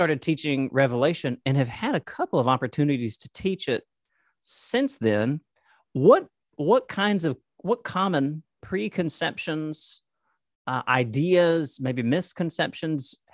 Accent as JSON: {"language": "English", "area": "the South", "region": "Southern United States", "country": "United States", "said": "Us, you and I as Southerners"}